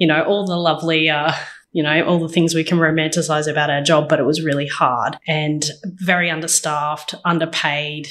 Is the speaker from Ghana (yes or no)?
no; Maryborough, Queensland, Australia; moved away as an adult; also born or lived in Wollongong, New South Wales / Sydney, Australia; now in Dubbo, Australia; So I was born in Wollongong, raised in Queensland in a little regional town called Maryborough, where I met my husband